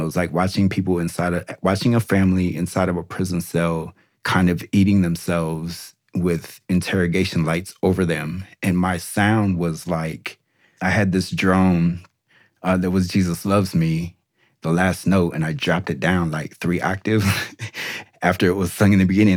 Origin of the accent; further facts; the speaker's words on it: Des Moines, Iowa, United States; now in North Carolina, United States; I went to my hometown